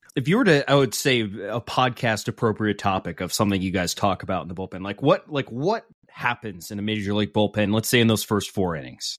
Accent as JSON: {"language": "English", "town": "Seattle", "region": "Washington", "country": "United States", "tie": "born or raised there", "said": "I grew up in Ballard"}